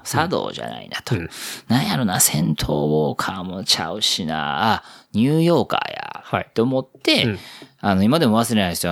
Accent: Osaka, Japan; accent: Osaka dialect; moved away as an adult; now in Tokyo, Japan; 大阪の人間

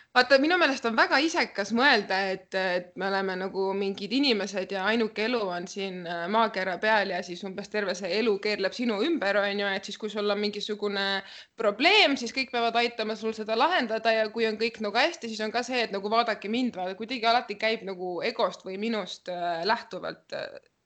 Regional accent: Central Estonia, Estonia; also born or lived in Sargvere, near Paide; ma olen pärit Kesk-Eestist ja Kesk-Eestis ma käisin põhikoolis

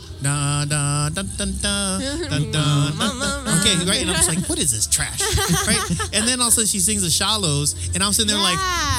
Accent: San Diego, California, United States; Because I'm born and raised in San Diego. So, but my family's from Inarahan.

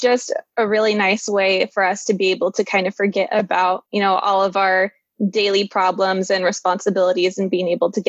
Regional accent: California, United States; I'm from California

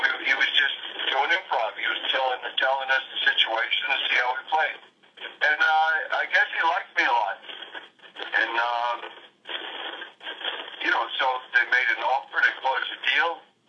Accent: New York, United States; moved away as an adult; also born or lived in Los Angeles; I'm from New York. I was studying and living in New York.

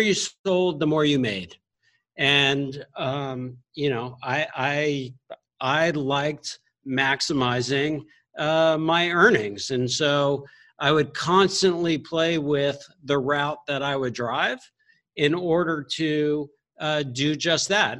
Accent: Miami, Florida, United States; so I grew up in Miami, Florida

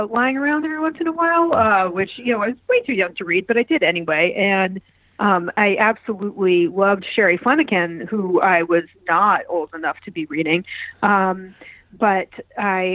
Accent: Manchester, Connecticut, United States; also born or lived in Baltimore / Chicago; now in Brooklyn, United States; I grew up in Manchester, Connecticut, which is two towns east of Hartford, Connecticut

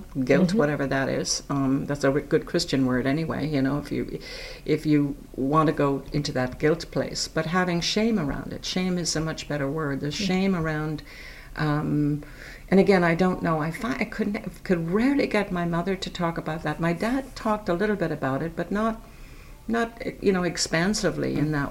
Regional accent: Ireland; accent: Irish; moved away as an adult; also born or lived in County Meath; now in Falmouth, United States; I grew up in Ireland, was educated in Ireland

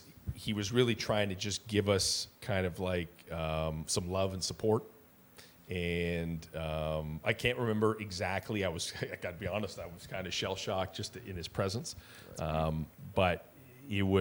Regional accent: Hamilton, Ontario, Canada; we're both from Stony Creek

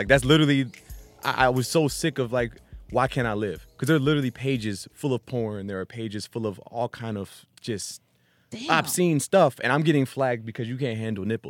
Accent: East Coast, United States; when I grew up on the East Coast for most of my time with a military family.

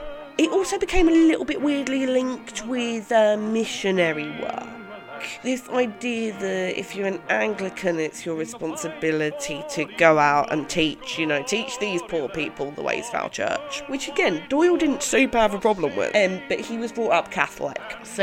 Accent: United Kingdom; I am white British

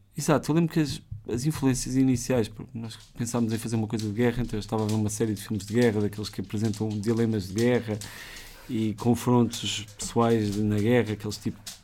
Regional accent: Lisbon, Portugal; eu cresci em Benfica e, e, aquela zona é assim meio estranha, para quem lá cresceu

